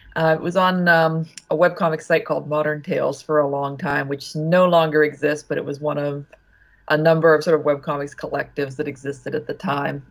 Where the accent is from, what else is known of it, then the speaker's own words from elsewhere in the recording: Ohio, United States; moved away; also born or lived in Pittsburgh, Pennsylvania / Vassar, New York; I mostly grew up in Ohio